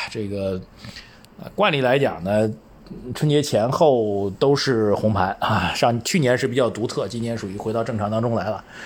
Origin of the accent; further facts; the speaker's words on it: China; 我们中国人